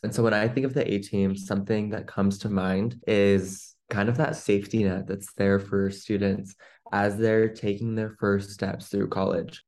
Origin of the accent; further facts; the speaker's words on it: Seattle, Washington, United States; I'm from the Seattle, Washington area.